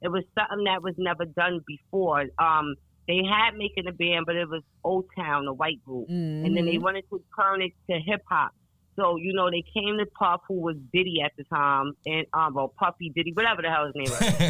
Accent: New York City, New York, United States; I'm from New York City. I've been walking my whole life

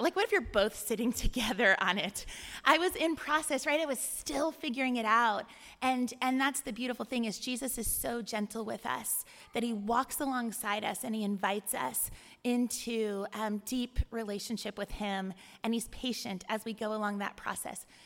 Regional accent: California, United States; moved away as an adult; also born or lived in Ohio; I'm from California

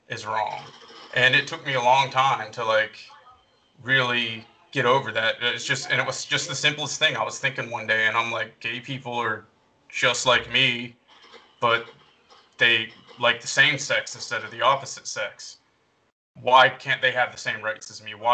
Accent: the South, United States; I don't know if the difference is that I'm a couple years older than you, or that I grew up in the South, or it might even be military experience

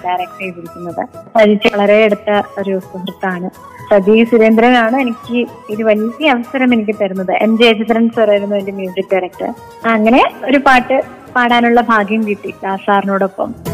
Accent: Thiruvananthapuram, Kerala, India; ഞാൻ ജനിച്ചു വളർന്നത് തിരുവനന്തപുരത്തെ പൂജപ്പുര മുടവൻമുകൾ എന്ന് പറഞ്ഞ സ്ഥലത്താണ്

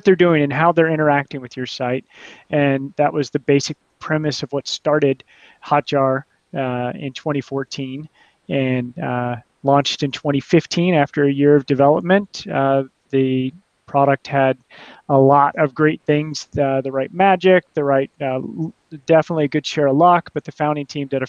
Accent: United States; moved away as an adult; also born or lived in Mexico; now in Portugal; I'm an American

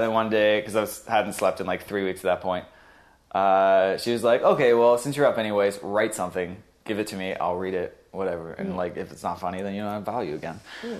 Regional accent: Brampton, Ontario, Canada; born there; also born or lived in Sudbury / Halifax; Born in Brampton, lived in Sudbury, moved to Halifax, and I came back.

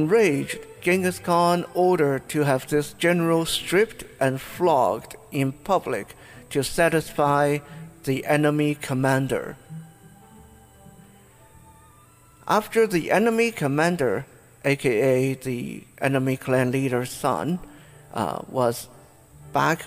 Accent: Taiwan; my own country, Taiwan.

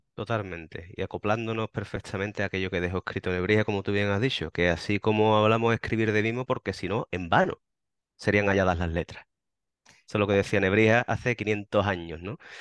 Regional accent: Andalusia, Spain; Nosotros desde Andalucía

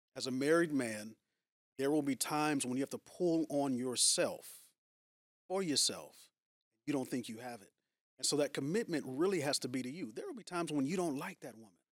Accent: San Francisco Bay Area, California, United States; moved away as an adult; now in Long Beach, United States; Born and raised, yeah. So I'm from the San Francisco Bay Area.

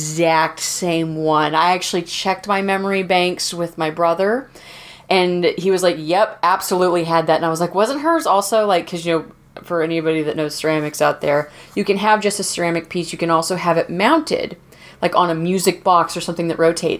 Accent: the South, United States; moved away; I came from the South

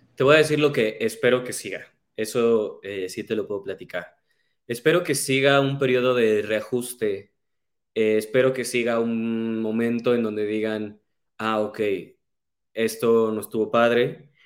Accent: Cuernavaca, Morelos, Mexico; yo soy de Cuernavaca

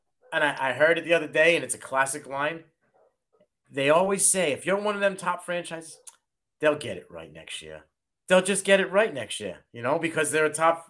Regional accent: Massachusetts, United States; I'm from Massachusetts.

